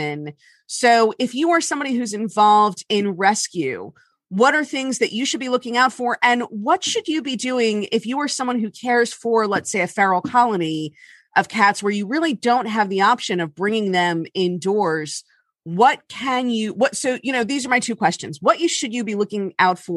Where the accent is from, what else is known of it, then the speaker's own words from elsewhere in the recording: Miami, Florida, United States; moved away; I'm from Miami